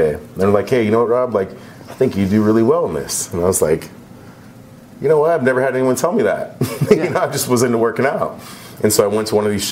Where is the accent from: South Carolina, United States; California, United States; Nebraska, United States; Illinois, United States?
California, United States; Joshua Tree; I grew up in Joshua Tree, in the Monument, where there was solar power